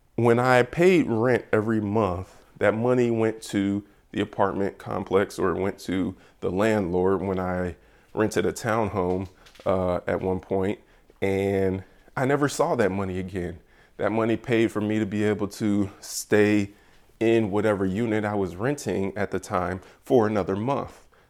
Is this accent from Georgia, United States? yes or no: yes; Georgia, United States; I am from Georgia.